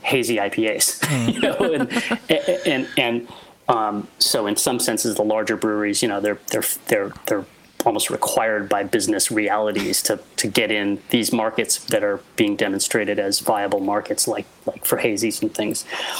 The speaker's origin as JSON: {"language": "English", "town": "Oakland", "region": "California", "country": "United States", "tie": "born or raised there", "said": "I grew up, I'm from Oakland."}